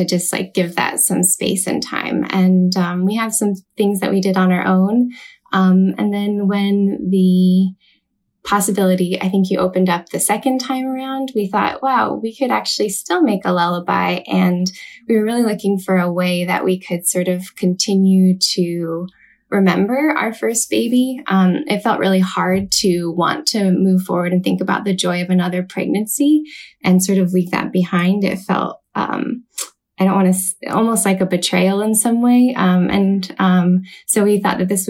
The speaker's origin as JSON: {"language": "English", "region": "California", "country": "United States", "moved": "as an adult", "lives_now": "Seattle, United States", "said": "I am originally from California, currently living in Seattle, Washington"}